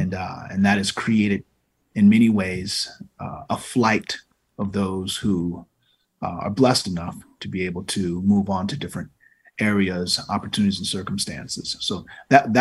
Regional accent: Norfolk, Virginia, United States; moved away; I'm from Norfolk, Virginia. I grew up in a household

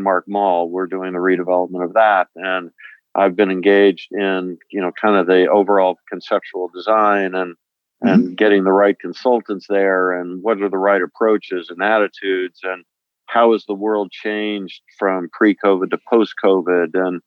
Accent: Washington, District of Columbia, United States; born or raised there; also born or lived in Utah

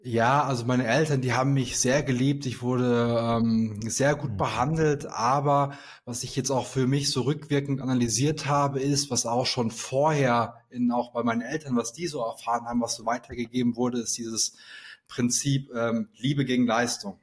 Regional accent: Sauerland, North Rhine-Westphalia, Germany; moved away as an adult; also born or lived in Aachen; ich komme gebürtig aus dem Sauerland

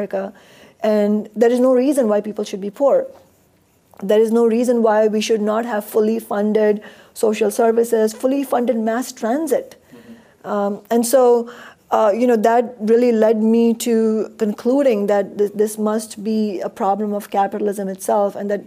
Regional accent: India; now in United States; I was born and raised in India

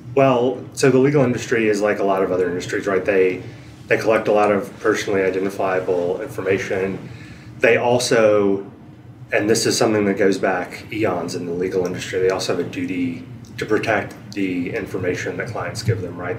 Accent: Asheville, North Carolina, United States; moved away as an adult; I grew up in Asheville, North Carolina, in the mountains

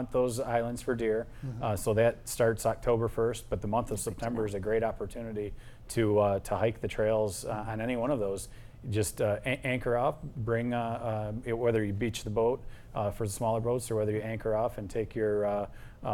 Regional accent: Gibraltar, Michigan, United States; growing up in Gibraltar schools, we got our boater's license when we were 12 years old

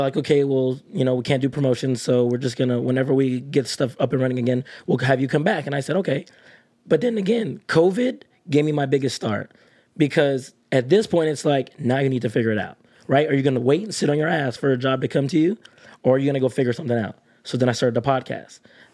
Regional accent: Texas, United States; moved away as an adult; also born or lived in Kansas; now in Nashville, United States; growing up in Texas, I understood the country lifestyle.

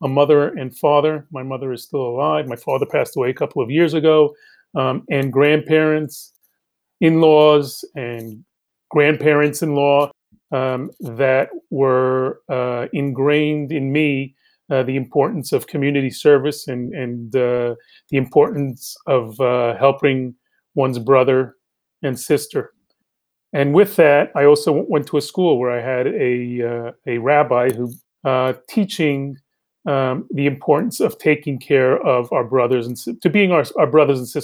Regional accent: New York City, New York, United States; also born or lived in Bogota, Colombia; Grew up here in New York City

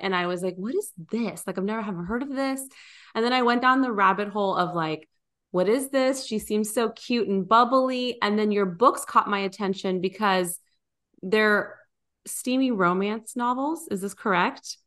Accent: California, United States; also born or lived in Nashville area; now in Nashville, United States; We're we're originally from California. We live in the Nashville area

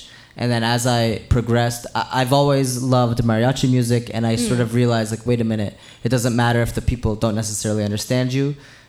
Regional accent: Killeen, Texas, United States; born there; I was born in Killeen, Texas, which is by like Temple. Most of my family in Texas lives in Waco.

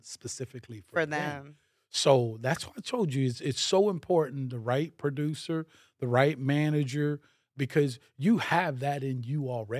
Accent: Miami, Florida, United States; growing up in Miami, I was like, there was no Haitians yet in Miami, mm-hmm. and there were no Africans in Miami at the time, so like, I was the darkest black kid.

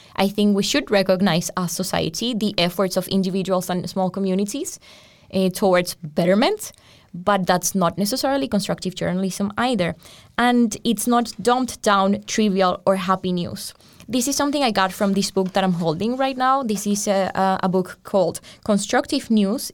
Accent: Colombia; moved away as an adult; now in Europe; I come from Colombia and I was doing journalism in Colombia

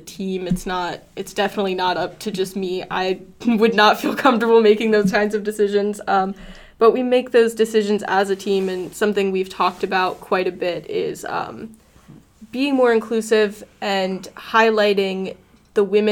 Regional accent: Florida, United States; I'm from Florida

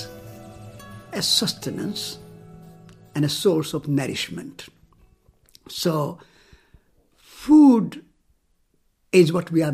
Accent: Rajasthan, India; moved away as an adult; I was born in India. I was born in Rajasthan, in a small town. And my mother was a farmer

